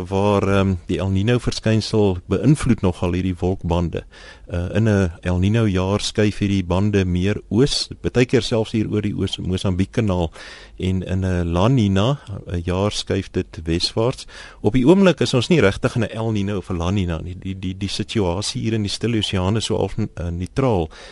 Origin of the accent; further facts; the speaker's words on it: Pretoria, Gauteng, South Africa; ek kom van Pretoria af